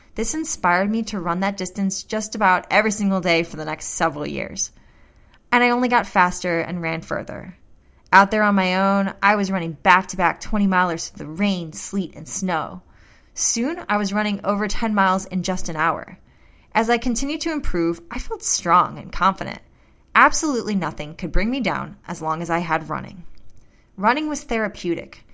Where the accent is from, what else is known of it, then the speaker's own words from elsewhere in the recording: St. Louis, Missouri, United States; my hometown of Saint Louis